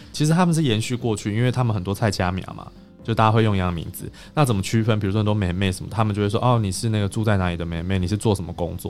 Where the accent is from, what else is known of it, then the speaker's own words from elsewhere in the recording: Taiwan; 我们台湾人